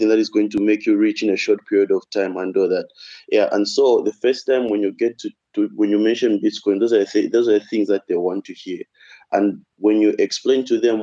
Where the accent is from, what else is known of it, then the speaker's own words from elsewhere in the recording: Zambia; also born or lived in Russia; a lot of people in my country